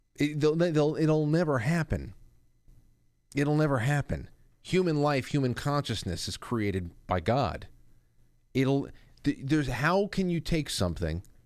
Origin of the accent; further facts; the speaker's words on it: Westchester, New York, United States; my hometown, right? Ed Sullivan's from over here in Westchester